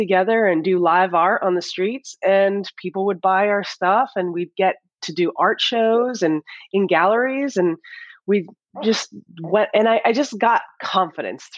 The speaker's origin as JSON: {"language": "English", "region": "Northern New Jersey", "country": "United States", "tie": "born or raised there", "said": "growing up in New Jersey"}